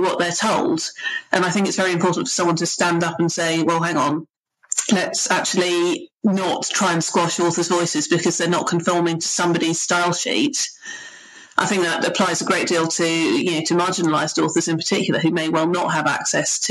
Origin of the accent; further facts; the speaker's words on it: United Kingdom; I'm a Brit